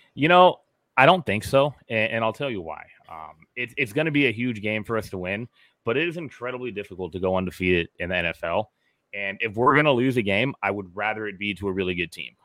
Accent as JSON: {"language": "English", "region": "Southern California", "country": "United States", "tie": "born or raised there", "said": "I grew up in Southern California."}